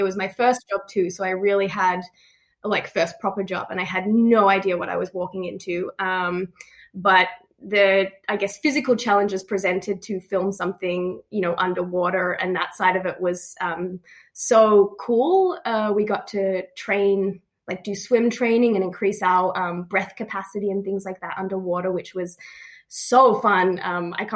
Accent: Melbourne, Victoria, Australia; moved away as an adult; also born or lived in Los Angeles; I'm from Melbourne, born and raised here

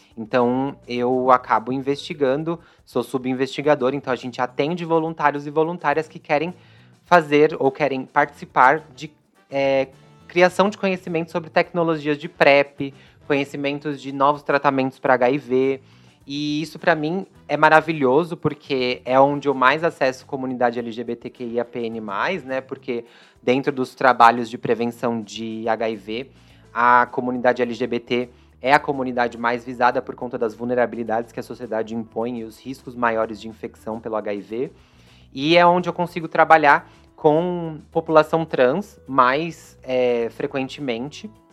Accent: São Paulo, Brazil; Eu sou da Zona Leste aqui de São Paulo, sempre estudei em escola pública

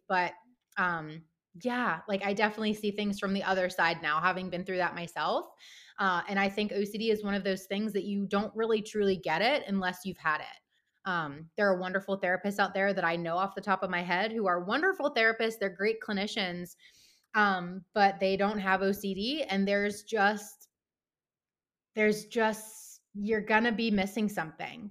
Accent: Pittsburgh, Pennsylvania, United States; moved away as an adult; also born or lived in Baltimore; now in Wisconsin, United States; I'm actually based in Wisconsin, um, but I'm originally from Pittsburgh

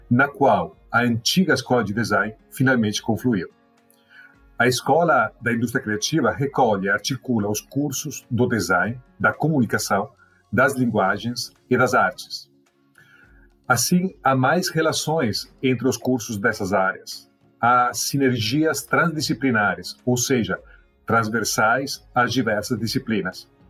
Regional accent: Italy; Portuguese is a second language; moved away as an adult; now in Brazil; Eu ainda estava na Itália, sou italiano. Era doutorando no Politécnico de Milão.

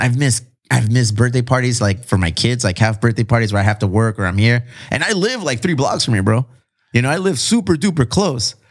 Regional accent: Chula Vista, California, United States

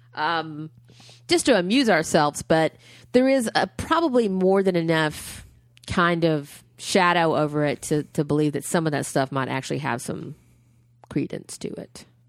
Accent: Huntsville, Alabama, United States; my hometown is cheering. Huntsville, Alabama

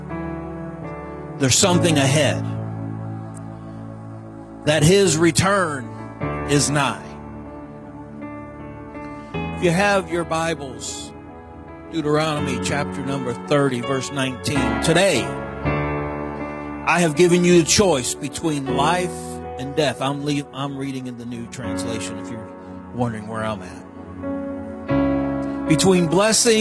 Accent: St. Louis area, Illinois side, United States; moved away; I was born and raised in the St. Louis area on the Illinois side

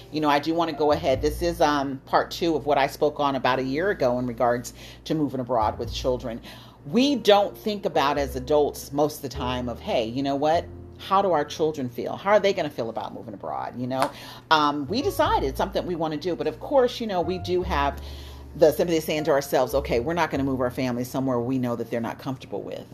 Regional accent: United States; moved away as an adult; It was totally different than the United States where I'm from. My home country is the United States

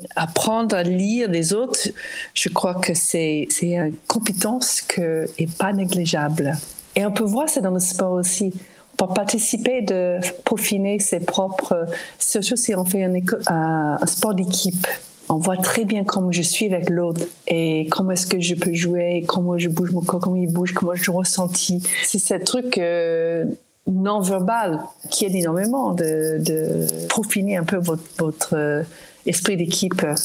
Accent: United States; French is a second language; moved away as an adult; now in France; J'ai arrivé en France, je suis américaine, j'ai arrivé en France en 1989.

